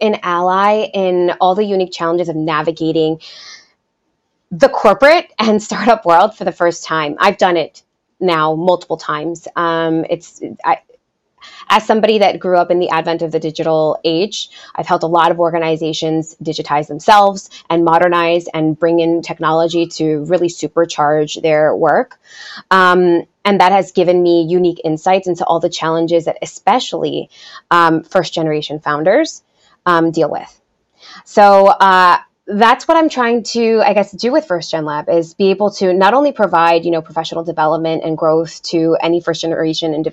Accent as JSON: {"language": "English", "country": "United States", "tie": "born or raised there", "first_language": "Spanish", "second_language": "English", "said": "I first came to the United States, you know, when I was 4 years old."}